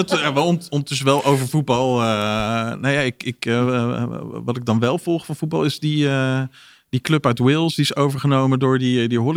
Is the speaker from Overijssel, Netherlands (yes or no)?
no; North Brabant, Netherlands